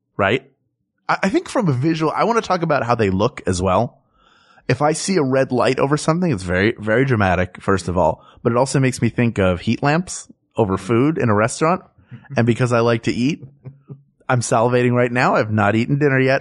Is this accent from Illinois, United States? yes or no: no; Philadelphia, Pennsylvania, United States; moved away; Philadelphia, my hometown